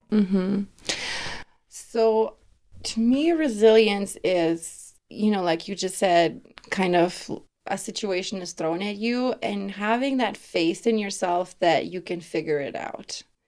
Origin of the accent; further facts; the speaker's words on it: Lithuania; English is a second language; now in Denver, United States; growing up in Lithuania with a single mom